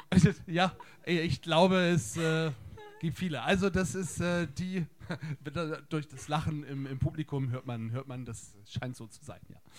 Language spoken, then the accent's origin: German; Bremen, Germany; moved away; also born or lived in Berlin; ich komme aus Bremen